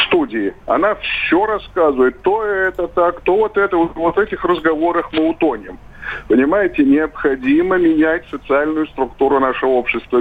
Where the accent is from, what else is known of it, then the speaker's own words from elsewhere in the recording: Dagestan, Russia; Это моя малая родина